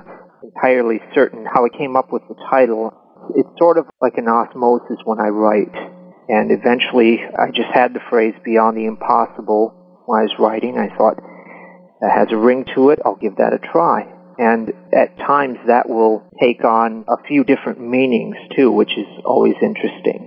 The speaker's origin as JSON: {"language": "English", "town": "Austin", "region": "Minnesota", "country": "United States", "tie": "born or raised there", "said": "I was born in Austin, Minnesota."}